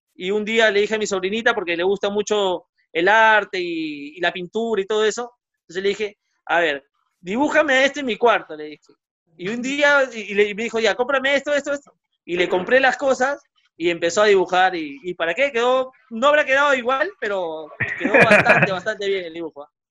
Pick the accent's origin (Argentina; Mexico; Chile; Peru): Peru; Yo jugué en, el centro Iqueño de pequeño, luego en Alianza, en Muni, eh, y de ahí, eh, bueno, ya no, no, no, no, no pude no pude seguir escalando, digamos, me quedé en juveniles nomás de, de Deportivo Municipal